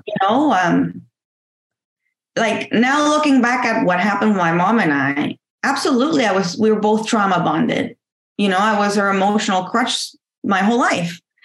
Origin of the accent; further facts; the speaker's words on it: Mexico; moved away; back home in Mexico. You know, I'm from Mexico. I was always the first to have A's and tens because back home is tens